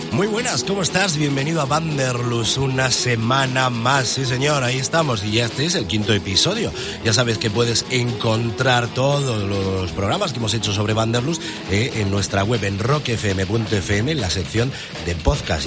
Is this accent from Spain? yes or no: yes; Spain